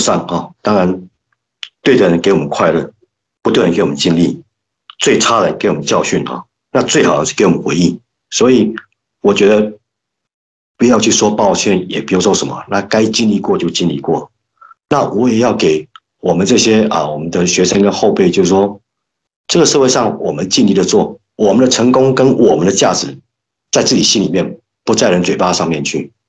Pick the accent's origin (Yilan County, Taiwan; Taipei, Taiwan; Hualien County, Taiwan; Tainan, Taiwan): Yilan County, Taiwan; 那我们现在林家的祖坟哦，还在那个宜兰的顶埔，所以我我们。对宜兰，它是一个怎么样？是我们家乡的圣地了哈。